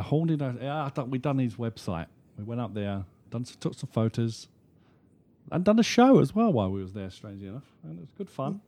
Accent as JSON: {"language": "English", "country": "United Kingdom", "said": "being a Brit"}